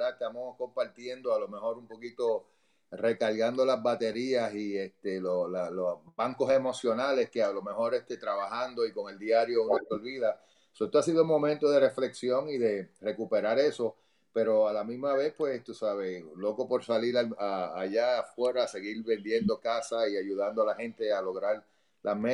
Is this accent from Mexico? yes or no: no; Puerto Rico; Yo, soy boricua, soy. Yo necesito mi arroz, habichuela, con lo que sea.